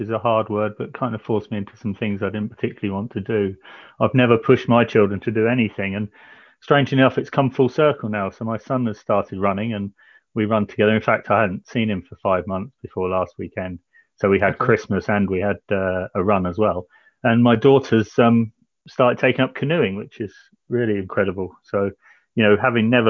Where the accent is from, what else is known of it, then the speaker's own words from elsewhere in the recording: Canterbury, South East England, United Kingdom; moved away as an adult; also born or lived in Faversham; now in Portchester, United Kingdom; I'm Porchester way now, but I was born and lived in Canterbury for quite a few years